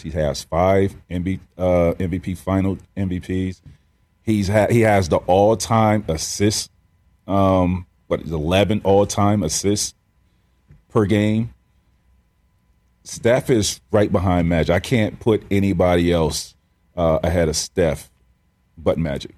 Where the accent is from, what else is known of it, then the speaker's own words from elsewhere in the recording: Central Florida, United States; I grew up in Central Florida